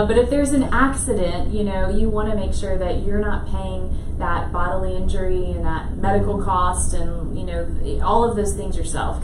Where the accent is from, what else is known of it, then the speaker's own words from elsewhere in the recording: Lake Charles, Louisiana, United States; moved away as an adult; also born or lived in Lafayette, Louisiana; I grew up in Lake Charles